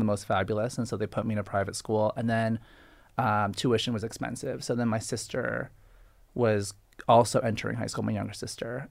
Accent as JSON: {"language": "English", "town": "Boston", "region": "Massachusetts", "country": "United States", "said": "I'm Boston, I'm a Boston boy"}